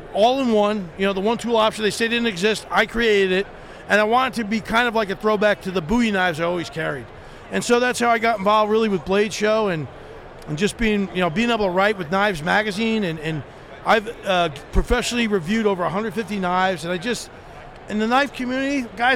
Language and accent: English; New Jersey, United States; moved away as an adult; I grew up in Jersey